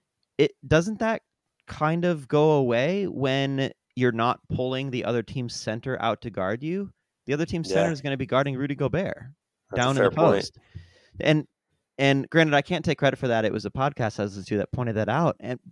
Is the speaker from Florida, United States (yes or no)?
no; Iowa, United States; I'm from Northern Iowa, so Minneapolis, Minnesota is not very far away.